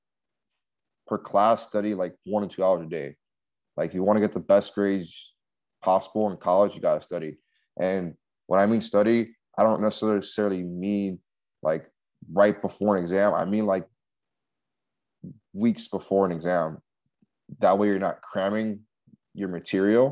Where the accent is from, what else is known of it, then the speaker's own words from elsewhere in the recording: Miami, Florida, United States; moved away; I was still in my hometown in Miami